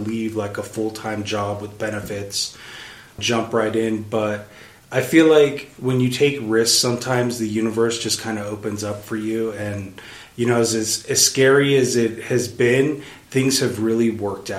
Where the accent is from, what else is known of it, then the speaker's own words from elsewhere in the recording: Houston, Texas, United States; also born or lived in Bozeman, Montana; now in Salt Lake City, United States; I grew up in Houston, which is one of the largest cities in the United States